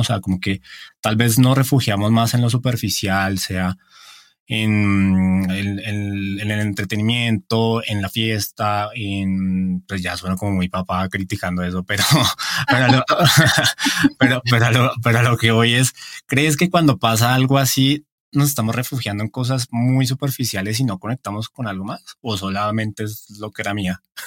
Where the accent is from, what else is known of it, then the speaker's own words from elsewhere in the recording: Bogotá, Colombia; moved away; desde mi tierra, desde Bogotá